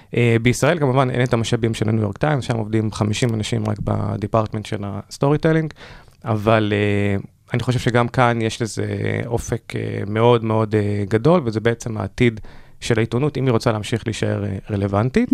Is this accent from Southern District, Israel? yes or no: yes; Ashdod, Southern District, Israel; ובתור מי שגדל בפריפריה, אני במקור מאשדוד